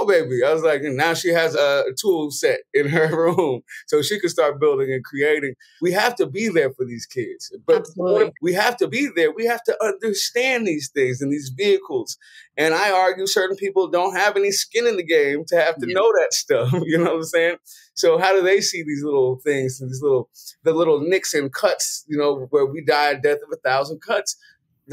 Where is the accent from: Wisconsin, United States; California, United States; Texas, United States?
California, United States; San Francisco; I'm from San Francisco, Hunters Point